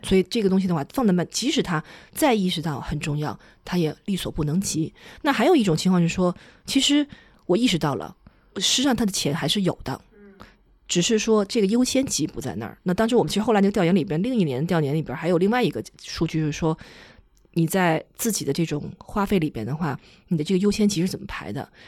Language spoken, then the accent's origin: Chinese; China; 因为我们中国人是以储蓄为主的